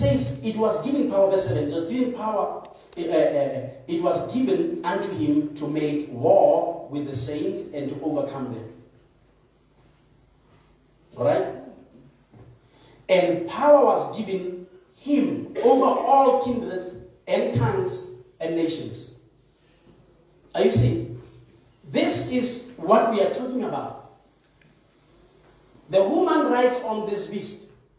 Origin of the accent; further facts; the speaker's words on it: South Africa; I'm a South African, I vaccinate. I'm a South African, I don't.